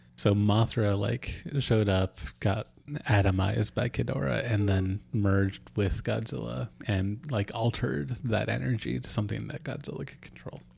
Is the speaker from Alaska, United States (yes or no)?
yes; Ketchikan, Alaska, United States; Ketchikan, my hometown